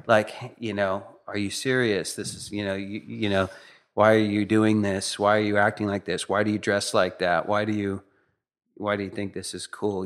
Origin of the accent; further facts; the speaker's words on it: Northern California, United States; I grew up in Northern California.